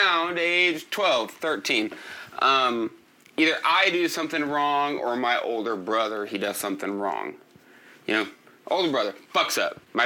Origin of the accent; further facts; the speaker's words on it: United States; I fucking like being American. I love being American